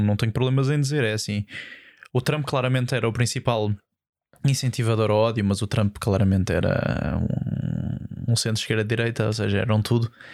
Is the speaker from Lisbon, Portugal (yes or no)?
yes; Almada, Lisbon, Portugal; eu sou da Almada